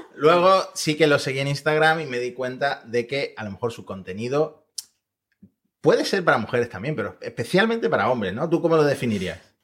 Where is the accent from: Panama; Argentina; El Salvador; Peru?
Argentina; now in Spain; como argentino